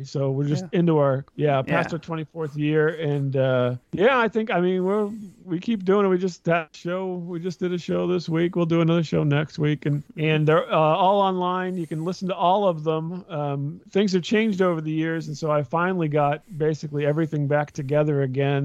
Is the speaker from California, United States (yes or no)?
no; central Illinois, United States; I'm from Illinois, mm-hmm. not near Chicago, downstate Illinois, really central Illinois.